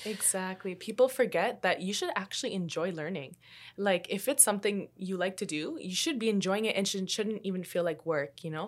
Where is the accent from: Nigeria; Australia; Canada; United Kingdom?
Canada; also born or lived in Colombia; even though I was born in Colombia, I still moved to Canada when I was, like, two years old.